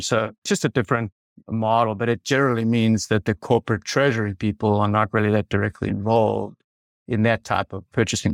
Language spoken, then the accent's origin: English; South Africa; moved away as an adult; now in United States; I grew up in South Africa and, and I did my, my undergrad actually in South Africa